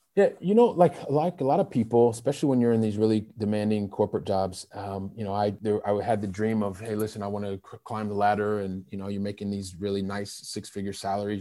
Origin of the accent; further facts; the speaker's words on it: Ohio, United States; moved away as an adult; also born or lived in Saint Louis, Missouri; now in Paris, France; I'm originally from Ohio